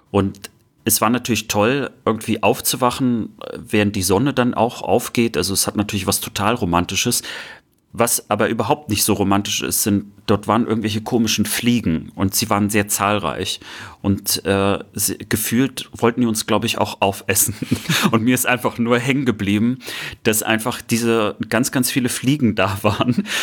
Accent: Baltic coast, Germany; nicht nur weil es meine Heimat ist, sondern ich der Meinung bin, dass die Ostsee so viele Millionen von Touristen anlockt

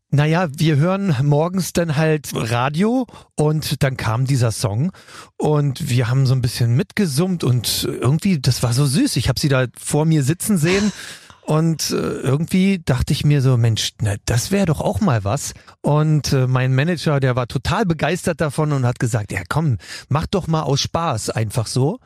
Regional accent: Bremen, Germany; also born or lived in West Berlin; now in Berlin, Germany; Bremen ist meine zweite Heimat. Ich bin mit neun Jahren hingezogen

